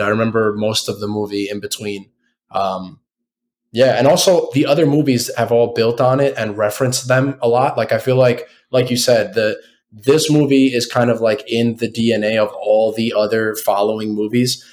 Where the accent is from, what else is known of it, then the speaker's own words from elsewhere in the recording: United States; we're all American.